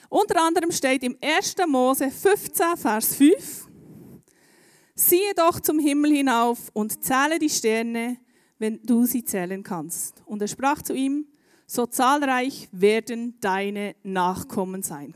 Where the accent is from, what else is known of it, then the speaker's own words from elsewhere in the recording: Bern, Switzerland; Bei uns in Bern